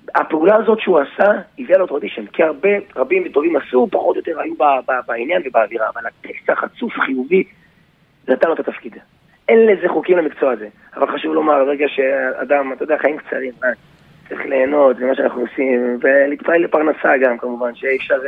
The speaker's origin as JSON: {"language": "Hebrew", "town": "Yavne", "region": "Central District", "country": "Israel", "said": "אני באתי מיבנה"}